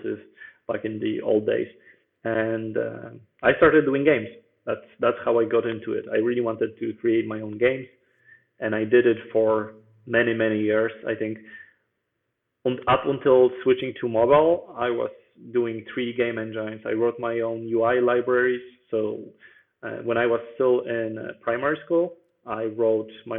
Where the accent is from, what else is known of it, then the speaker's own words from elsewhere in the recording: Bydgoszcz, Kuyavian-Pomeranian Voivodeship, Poland; now in Warsaw, Poland; So I was born in Poland and in Bydgoszcz, actually, which is a different city that I live in right now, because right now I'm in the capital.